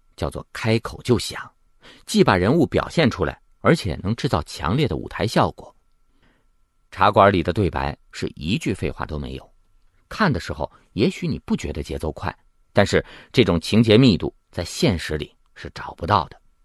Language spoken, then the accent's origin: Chinese; China; 我们中国人感觉不到